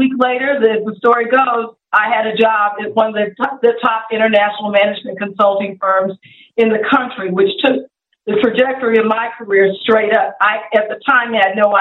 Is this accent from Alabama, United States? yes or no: no; Colorado, United States; moved away as an adult; now in Atlanta, United States; I grew up in Colorado